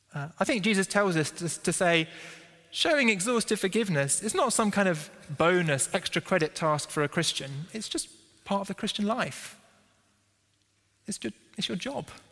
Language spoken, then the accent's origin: English; United Kingdom; we're British and we don't like confrontation